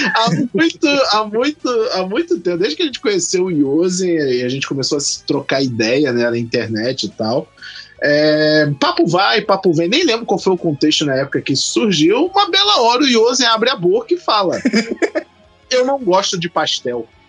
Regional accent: Rio de Janeiro, Brazil; also born or lived in Magé; eu sou do estado do Rio de Janeiro, mas a cidade onde eu moro é Magé

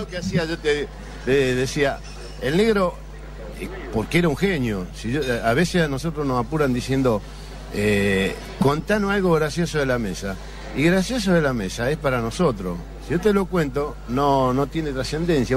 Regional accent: Rosario, Santa Fe, Argentina

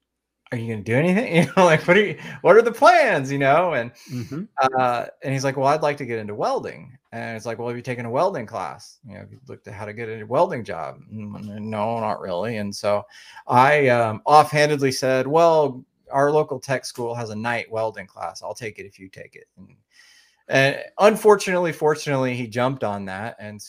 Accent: Oklahoma, United States; I'm from Oklahoma, so right smack in the middle of the United States.

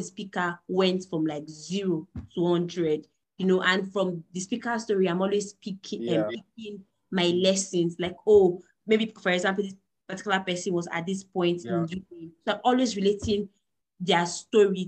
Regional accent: Delta, Nigeria; I'm a Niger Delta girl as well. I'm from Delta State.

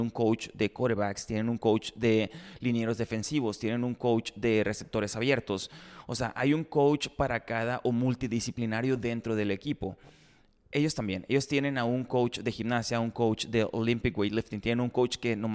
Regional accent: Ciudad Obregón, Sonora, Mexico; Si soy de Obregón, soy de la lengua hispana, pues.

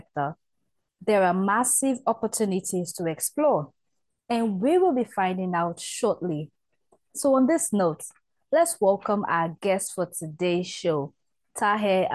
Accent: Nigeria; I'm from Africa now

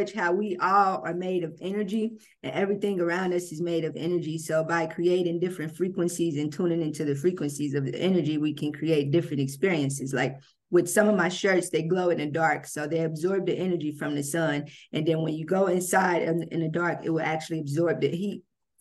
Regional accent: Cincinnati, Ohio, United States; moved away as an adult; now in Houston, United States; I'm actually from Cincinnati, but I live in Houston. I relocated to Houston, Texas in 2013

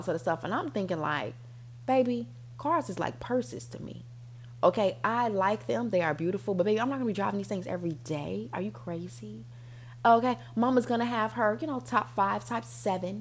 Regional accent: United States; I'm American

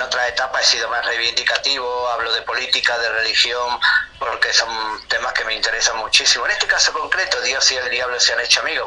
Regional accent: Granada, Andalusia, Spain; nací en Granada, como bien dices, en el sur de España

